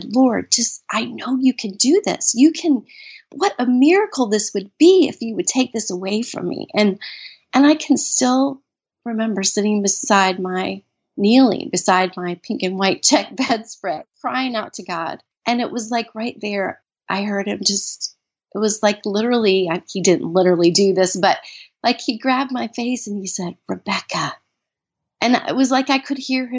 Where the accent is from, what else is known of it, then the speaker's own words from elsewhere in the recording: Minnesota, United States; I was born in Minnesota. And I grew up in a very loving home